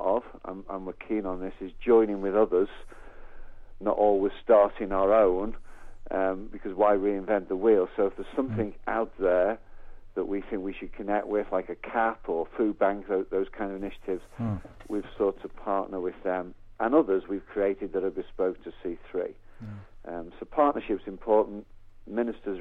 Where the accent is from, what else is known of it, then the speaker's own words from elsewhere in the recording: the Wirral, North West England, United Kingdom; moved away as an adult; also born or lived in Birkenhead; now in Cambridge, United Kingdom; We were born and bred in the Wirral